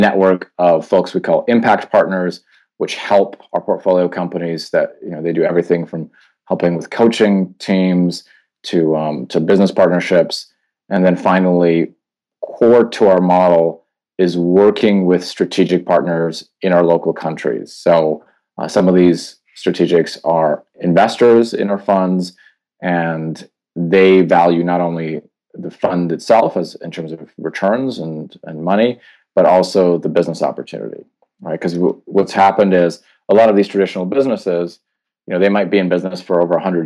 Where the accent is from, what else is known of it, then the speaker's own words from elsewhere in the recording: Canada; moved away as an adult; also born or lived in Poland / London / Tokyo / Singapore; now in Hong Kong; I was born in Poland, grew up in Canada, lived in London, Tokyo, Singapore, and then in Hong Kong.